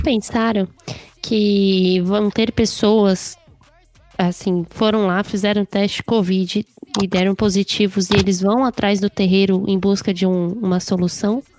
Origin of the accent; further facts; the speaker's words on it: Guarulhos, São Paulo, Brazil; estudar numa escola assim de periferia, vamos dizer assim, que eu sou do Pimentas.